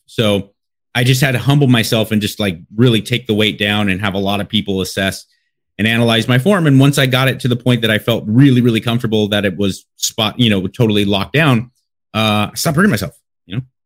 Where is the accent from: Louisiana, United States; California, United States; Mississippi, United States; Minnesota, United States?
California, United States; Los Angeles; I'm from Los Angeles, born and raised